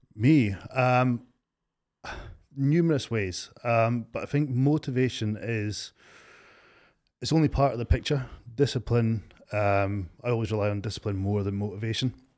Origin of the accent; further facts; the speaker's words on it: Stonehaven, Scotland, United Kingdom; also born or lived in Aberdeen area; I'm from Stonehaven. Grew up in Stonehaven.